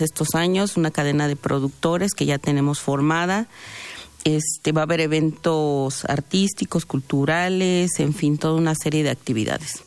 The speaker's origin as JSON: {"language": "Spanish", "country": "Mexico", "said": "nuestra identidad como como mexicanos, mexicanas"}